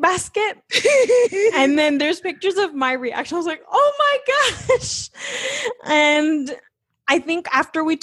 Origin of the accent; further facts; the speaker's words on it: United States; also born or lived in Australia; we're both American citizens. We got married in Australia, but we're from America